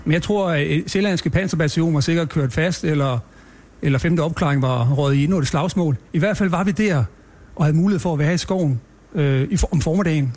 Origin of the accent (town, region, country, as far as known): Stoholm, Central Denmark Region, Denmark; born or raised there; also born or lived in Copenhagen